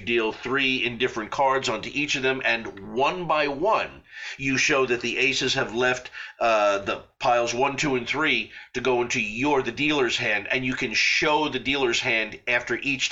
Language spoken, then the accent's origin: English; Long Island, New York, United States; when I was growing up in Long Island, there was a shop, Esposito's Magic Shop, Rockville Center